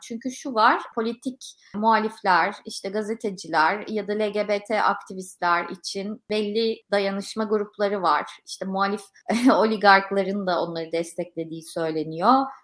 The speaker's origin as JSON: {"language": "Turkish", "country": "Turkey", "said": "Kendime de bir Türk olarak eleştirel bakıyorum hep."}